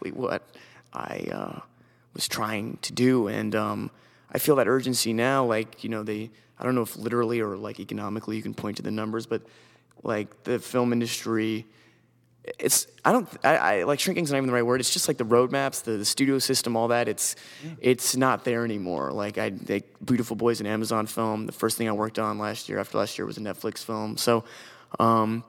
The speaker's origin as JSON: {"language": "English", "region": "New York", "country": "United States", "said": "I'm this American kid from New York"}